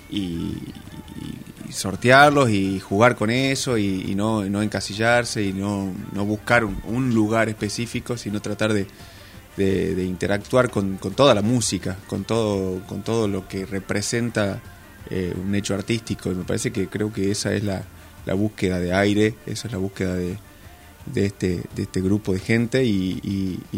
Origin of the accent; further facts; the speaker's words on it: Salta, Argentina; somos de Salta